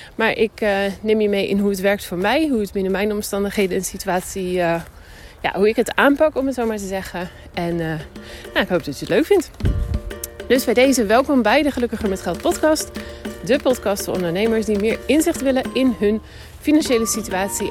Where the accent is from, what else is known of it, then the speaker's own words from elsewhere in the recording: Netherlands; now in Spain; Ik kom dus uit Nederland